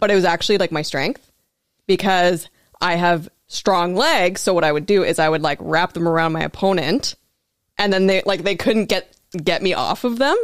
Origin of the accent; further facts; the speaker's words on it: Prince Albert, Saskatchewan, Canada; moved away as an adult; also born or lived in Regina; now in Thunder Bay, Canada; I grew up in Prince Albert, Saskatchewan